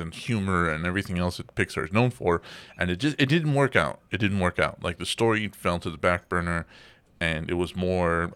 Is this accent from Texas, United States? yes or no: yes; Texas, United States; I grew up in Texas